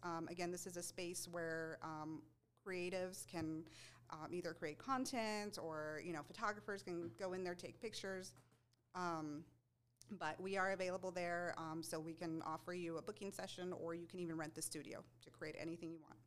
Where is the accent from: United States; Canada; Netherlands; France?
United States; El Paso, Texas; moved away as an adult; also born or lived in Seattle / Phoenix; I was born and raised in El Paso